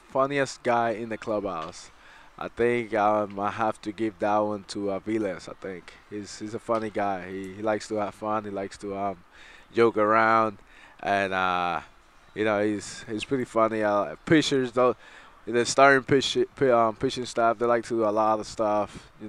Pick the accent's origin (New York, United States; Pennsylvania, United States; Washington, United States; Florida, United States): New York, United States; Brooklyn; from Brooklyn, New York.